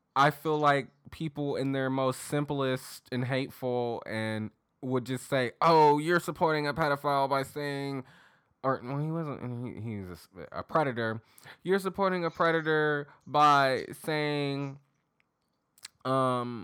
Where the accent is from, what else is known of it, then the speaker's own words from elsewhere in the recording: the South, United States; accent: southern; my southern accent's coming out.